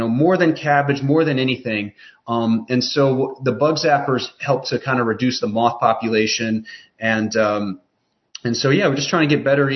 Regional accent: Chicago, Illinois, United States; now in Western North Carolina, United States; I'm from Chicago, but we're down in Western North Carolina

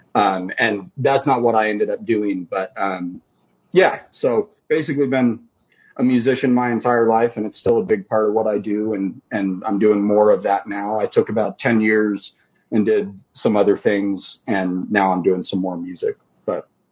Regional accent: Idaho, United States; moved away; also born or lived in Washington; moved back to where I was born in Idaho

